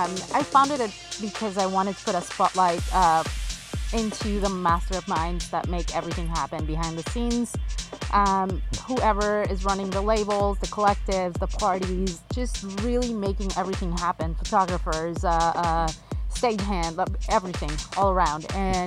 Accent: Israel; also born or lived in Mexico City, Mexico; Born in Mexico City, raised in Israel, then moved all over the world. My heritage is European for the most part.

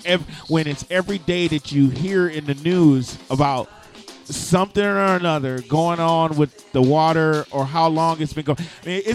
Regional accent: Flint, Michigan, United States; coming from a Flint kid

